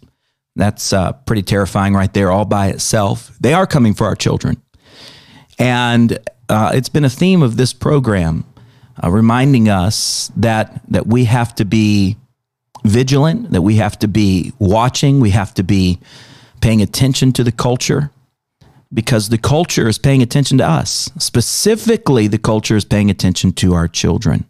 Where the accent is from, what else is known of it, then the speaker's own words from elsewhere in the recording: United States; as an American